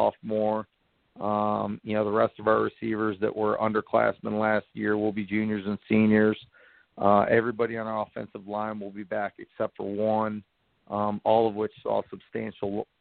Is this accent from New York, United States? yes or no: no; Cleveland, Ohio, United States; moved away as an adult; now in Greenville, United States; I'm from Cleveland, Ohio. I went to Mentor High School